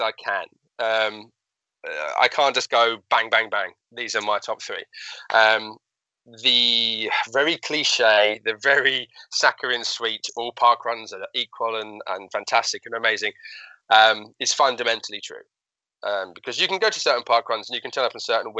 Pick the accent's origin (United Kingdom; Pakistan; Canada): United Kingdom; Hatfield, East of England; that's my hometown in Hatfield in Hertfordshire, which is just north of London